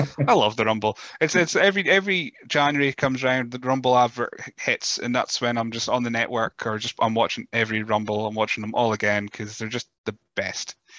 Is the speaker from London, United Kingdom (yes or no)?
no; north of Scotland, United Kingdom; accent: Scottish, Teuchter (north of Scotland); with my Scottish accent, I don't know if it's just Chuchterness from the, up the north of Scotland